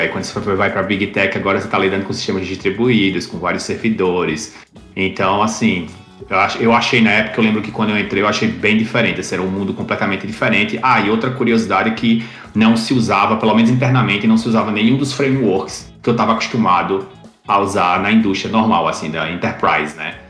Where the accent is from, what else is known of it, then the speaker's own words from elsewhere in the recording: Campina Grande, Paraíba, Brazil; now in Oceanside, United States; eu sou originalmente de Campina Grande, Paraíba, mas eu estou agora em Oceanside, na Califórnia